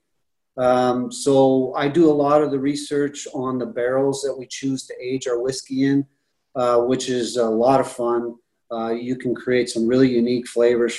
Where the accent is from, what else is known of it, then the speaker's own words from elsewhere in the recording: Canada; growing up in Canada, you know, I was used to drinking rye whiskey